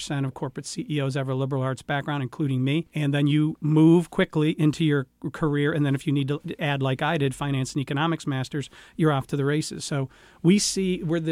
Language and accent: English; New York, United States; moved away as an adult; also born or lived in Philadelphia / Washington; now in Jacksonville, United States; born and raised in New York